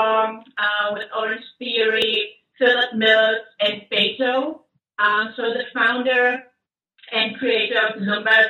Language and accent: English; Germany; moved away as an adult; now in United States; As you can tell, I'm from Germany